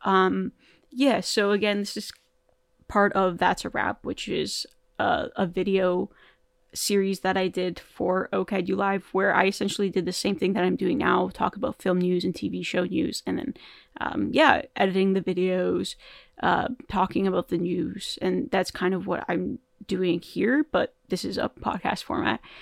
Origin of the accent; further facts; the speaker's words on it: Toronto, Ontario, Canada; I'm from Toronto